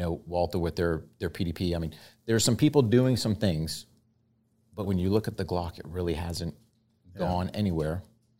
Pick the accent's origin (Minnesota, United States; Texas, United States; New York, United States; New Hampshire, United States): New Hampshire, United States; moved away; Originally from New Hampshire.